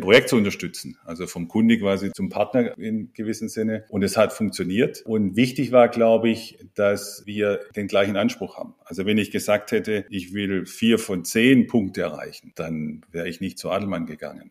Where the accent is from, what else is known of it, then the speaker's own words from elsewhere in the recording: Ludwigsburg, Baden-Württemberg, Germany; moved away; Ich komme ursprünglich aus der Ludwigsburger Ecke